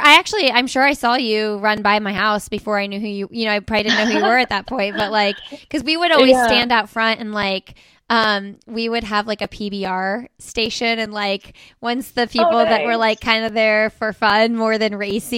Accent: Indiana, United States; moved away as an adult; now in Raleigh, United States; I lived in Indiana my whole life.

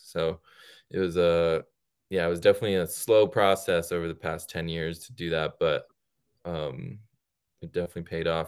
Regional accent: Connecticut, United States; also born or lived in India; I grew up in Connecticut

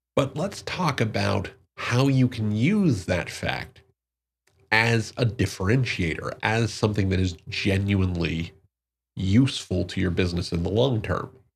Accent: Newark, New Jersey, United States; I'm from Newark, New Jersey, uh, born and raised

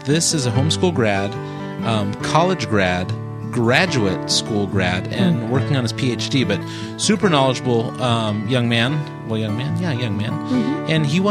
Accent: California, United States; we're from California

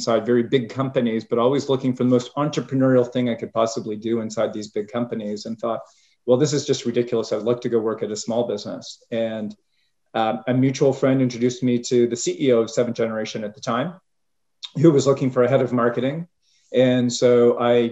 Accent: Canada; moved away as an adult; So I was born and bred in Canada and started my career there

